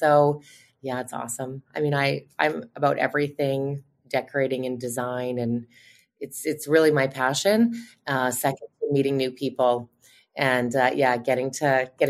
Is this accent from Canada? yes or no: yes; outside of Winnipeg, Manitoba, Canada; I grew up outside of Winnipeg, just about 40 minutes out of Winnipeg